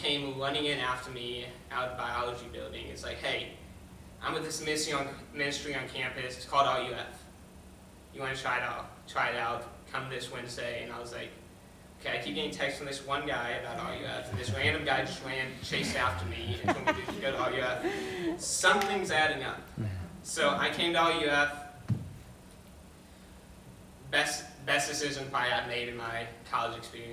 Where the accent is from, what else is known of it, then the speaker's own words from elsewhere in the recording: Tennessee, United States; moved away as an adult; I'm from out of state, I'm from Tennessee.